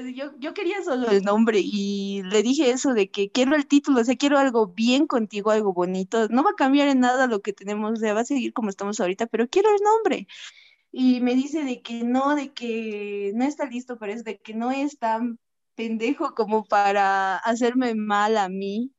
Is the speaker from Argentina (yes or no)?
no; Bolivia; Soy de Bolivia